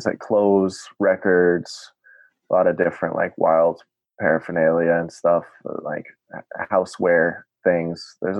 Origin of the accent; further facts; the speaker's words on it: near Warren, Rhode Island, United States; growing up near Warren too